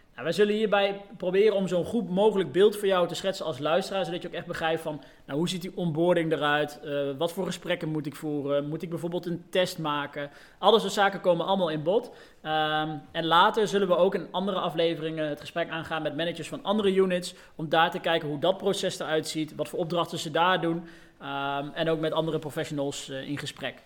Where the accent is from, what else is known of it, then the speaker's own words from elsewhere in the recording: Deventer, Overijssel, Netherlands; moved away as an adult; also born or lived in Arnhem / Den Bosch; now in 's-Hertogenbosch, Netherlands; Uiteindelijk ben ik op mijn eh, vijfde verhuisd naar, uh, naar Deventer, waar ik tot mijn eh, zeventiende heb gewoond